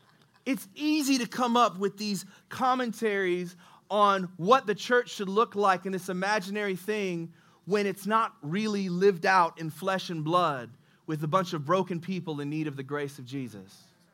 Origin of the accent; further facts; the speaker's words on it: Indianapolis, Indiana, United States; Yeah, I'm from Nap.